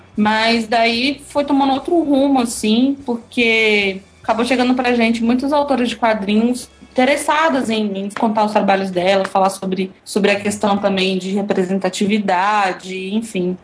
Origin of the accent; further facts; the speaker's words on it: Eunápolis, Bahia, Brazil; now in Belo Horizonte, Brazil; eu sou do interior da Bahia, cidade chama Eunápolis.